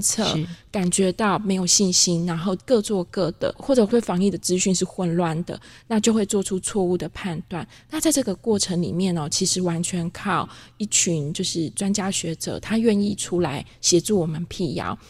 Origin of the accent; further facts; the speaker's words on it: Taiwan; accent: Taiwanese Mandarin (台湾国语); 我自己台湾国语